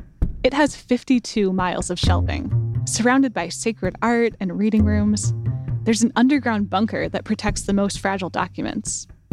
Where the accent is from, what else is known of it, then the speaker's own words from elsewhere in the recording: United States; As an American raised on superhero and villain stories